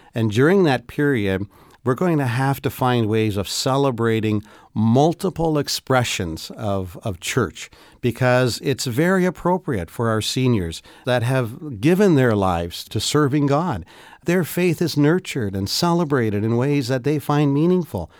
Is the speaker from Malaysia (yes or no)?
no; Canada; as a Canadian